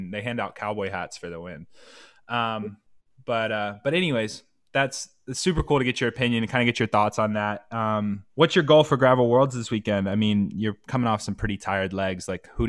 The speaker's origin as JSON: {"language": "English", "region": "South Carolina", "country": "United States", "said": "So I'm from South Carolina, and I worked really, really hard to lose my accent."}